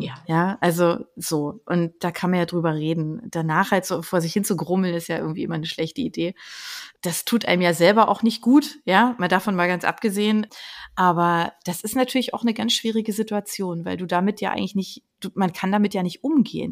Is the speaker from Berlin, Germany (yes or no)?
yes; Berlin, Germany; ich komme aus Berlin